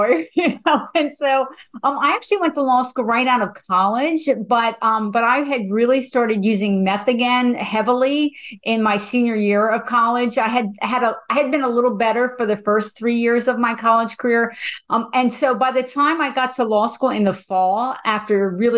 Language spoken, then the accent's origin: English; New Jersey, United States; I am from New Jersey